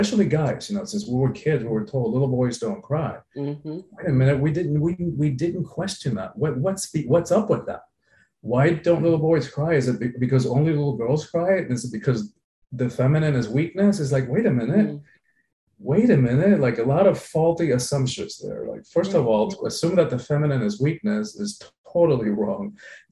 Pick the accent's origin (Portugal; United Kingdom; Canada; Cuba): Cuba; now in Miami, United States; I'm from the Caribbean. I was born in Cuba. I've lived in Miami along for periods in my life